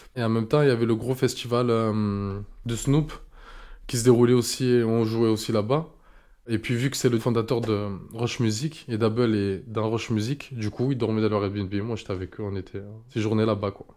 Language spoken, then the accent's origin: French; Marseille, Provence-Alpes-Côte d'Azur, France; je suis bel et bien de Marseille